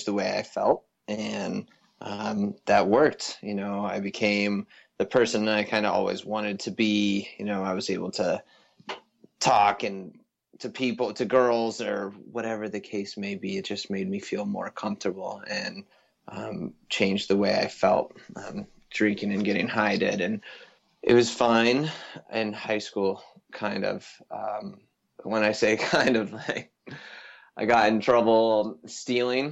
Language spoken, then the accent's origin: English; a town just outside Vail, Colorado, United States; also born or lived in Boulder, Colorado; I come from, born and raised in a town just outside Vail, Colorado. And so grew up in the mountains